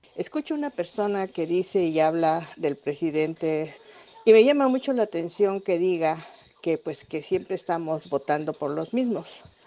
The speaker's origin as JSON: {"language": "Spanish", "country": "Mexico", "moved": "yes", "said": "como mexicanos"}